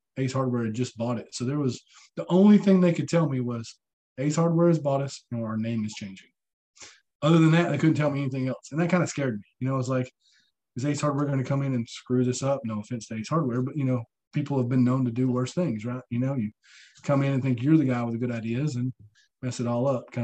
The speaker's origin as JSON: {"language": "English", "town": "Chattanooga", "region": "Tennessee", "country": "United States", "tie": "born or raised there", "moved": "as an adult", "lives_now": "Huntsville, United States", "said": "I'm about 2 hours from my hometown in Chattanooga"}